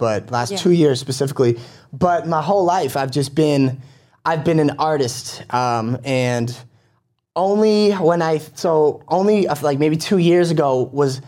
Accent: Quincy, Massachusetts, United States; also born or lived in Dorchester, Boston; now in Boston, United States; From Quincy, Massachusetts. Born and raised

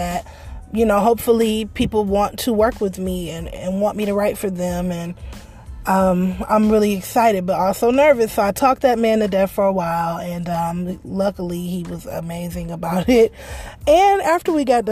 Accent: Detroit, Michigan, United States; I'm from Detroit. Y'all know. But I grew up in the area of Detroit.

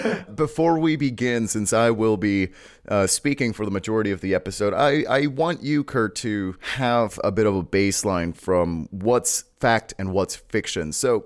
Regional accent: Mexico; now in United States; my hometown

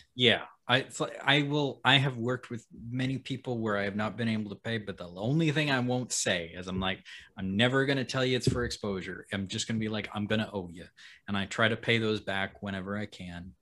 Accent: Alaska, United States; moved away; I grew up in Alaska

